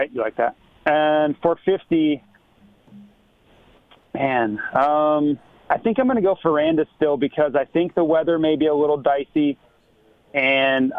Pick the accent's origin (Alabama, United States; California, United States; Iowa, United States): Iowa, United States; Growing up in Iowa